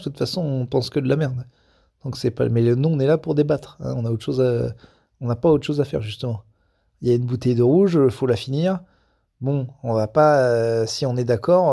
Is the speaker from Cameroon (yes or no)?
no; France; quand on est français et un gros con, et je vérifie, oui, je suis les deux